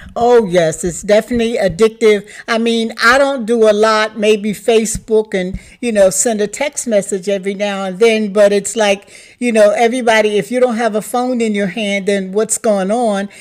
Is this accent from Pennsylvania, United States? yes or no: yes; Philadelphia, Pennsylvania, United States; moved away as an adult; also born or lived in Newark, Delaware; I am from Philadelphia, A, better known as Philly, but I raised my daughter in Newark, Delaware